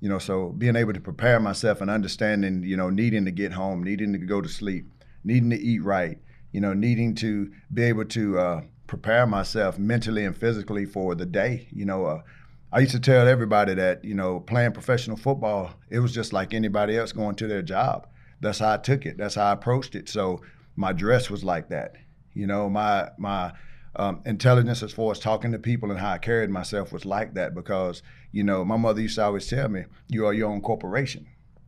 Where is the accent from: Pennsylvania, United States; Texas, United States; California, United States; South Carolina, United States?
South Carolina, United States; Taylors; But yeah, I grew up in the Taylor's area. Went to Riverside High School.